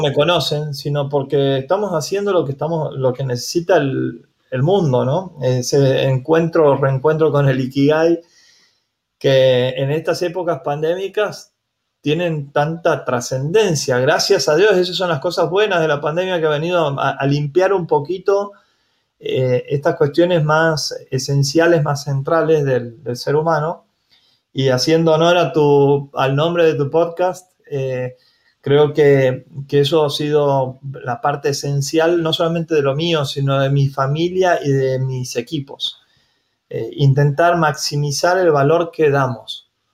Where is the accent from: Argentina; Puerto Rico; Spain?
Argentina; Santiago del Estero; soy de Santiago del Estero